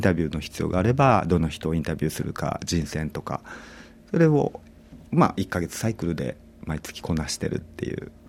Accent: Kumamoto, Japan; moved away as an adult; also born or lived in Tokyo; now in Sydney, Australia; 私はあのもともと地元は熊本なんですけれども、大学から東京で

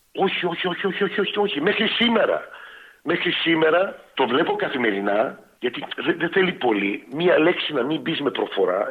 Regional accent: Melbourne, Victoria, Australia; moved away as an adult; now in Greece; τη Μελβούρνη, γιατί εκεί μεγάλωσα και είμαι περήφανο που, που είμαι ε, από τη Μελβούρνη

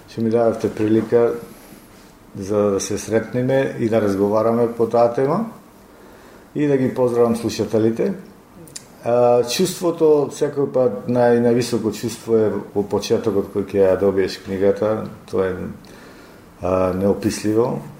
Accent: Ohrid, North Macedonia; moved away; во мојот роден крај во Охрид

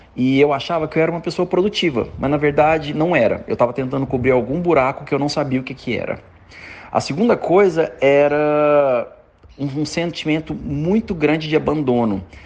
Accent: Uberaba, Minas Gerais, Brazil; eu sou de Uberaba, terra de Chico Xavier. Então eu cresci com muita influência

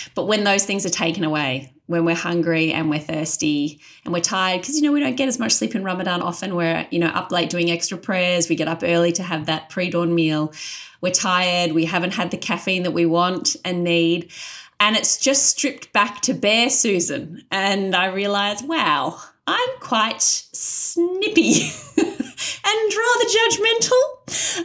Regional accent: Australia; I was an Australian convert with none of those cultural trappings

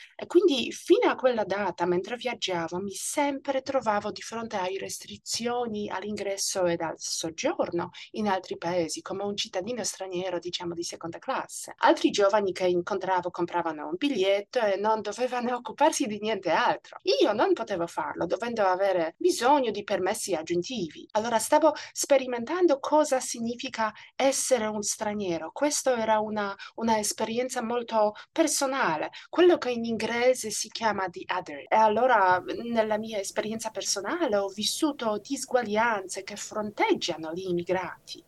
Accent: Poland; Italian is a second language; moved away as an adult; also born or lived in Italy / United States; now in Australia; Io sono nata in Polonia e il mio periodo al liceo e all'università ha coinciso con i cambiamenti geopolitici ed economici dell'Europa centrale

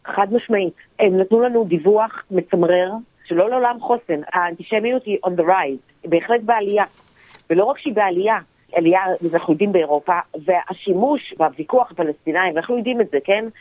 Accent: Israel; moved away as an adult; also born or lived in Australia / Tel Aviv, Israel; חזרתי לארץ דקה לפני הקורונה. האמת היא שגרתי באוסטרליה במשך 15

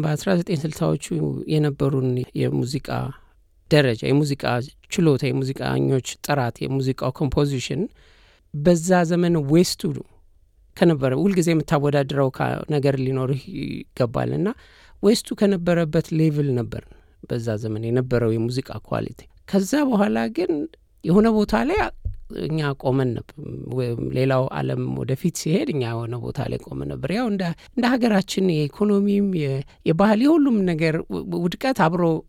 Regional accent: Addis Ababa, Ethiopia; now in Australia; እኔ ተወልጄ ያደግኩት አዲስ አበባ ካዛንችስ አካባቢ ነው።

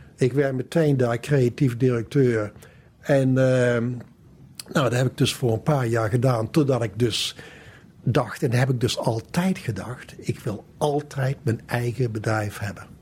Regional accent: Valkenswaard, North Brabant, Netherlands; moved away as an adult; also born or lived in Amsterdam; Ik kom dus uit Brabant. Ik kom uit Valkenswaard. En ben daar opgegroeid

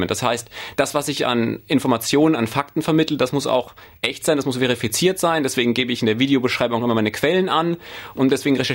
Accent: Germany; moved away as an adult; now in Australia; Ich habe mich aber auch schon damals nicht als Deutscher gefühlt, sondern eigentlich eher als Weltbürger, der halt zufällig in zwei Ländern wohnt.

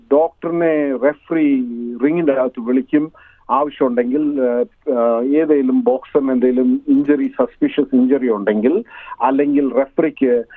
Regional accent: India; now in Australia; മാതൃഭൂമി കണ്ടിട്ട് നാല് വർഷമായി

